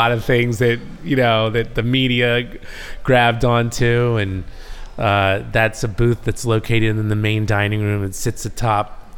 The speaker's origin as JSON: {"language": "English", "region": "New Jersey", "country": "United States", "tie": "born or raised there", "moved": "yes", "said": "I was a kid from New Jersey who loved political science"}